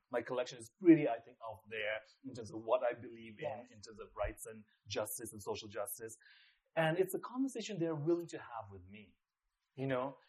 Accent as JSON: {"language": "English", "country": "Nepal", "tie": "born or raised there", "also_born_or_lived": "Singapore / India / London / Australia", "moved": "yes", "lives_now": "New York, United States", "said": "I was born in Singapore. I grew up in Nepal."}